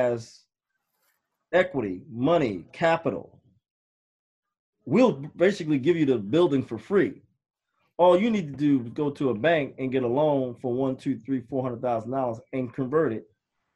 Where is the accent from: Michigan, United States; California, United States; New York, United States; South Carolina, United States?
New York, United States; New York City; I grew up in New York City, born and raised in Harlem.